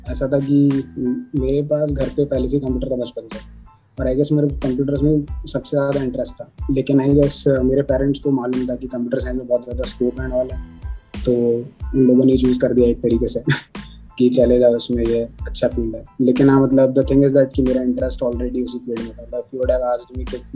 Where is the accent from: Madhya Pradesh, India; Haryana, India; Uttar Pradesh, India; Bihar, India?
Madhya Pradesh, India; Bhopal; और मैं भोपाल का रहने वाली हूँ और कॉलेज के बाद मैं national institute of technology Durgapur N Durgapur में गया